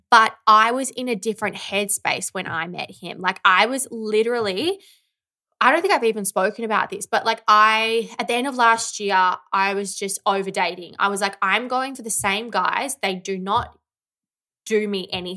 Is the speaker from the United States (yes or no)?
no; Victoria, Australia; now in Melbourne, Australia; I grew up in the country